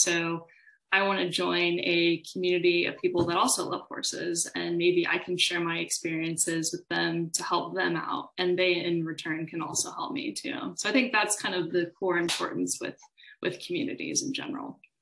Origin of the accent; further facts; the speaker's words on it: Austin, Texas, United States; I'm from Austin, Texas. I was uh, raised here for the most part, wasn't born here